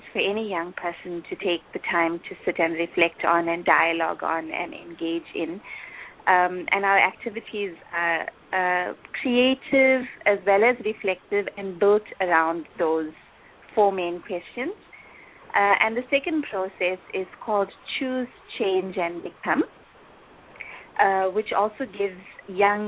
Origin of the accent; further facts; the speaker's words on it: South Africa; I'm from South Africa, as you know, and my profile in South Africa within the Brahma Kumaris is that I'm the national coordinator of youth activities